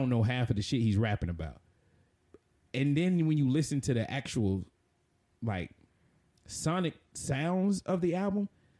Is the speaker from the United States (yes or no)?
yes; the South, United States; I was raised in the South, so I'm a Christian by, you know, my region.